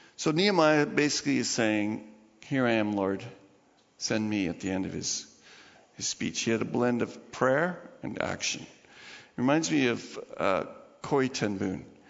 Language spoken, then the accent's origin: English; Canada; I'm part of Canada. I'm a Canadian.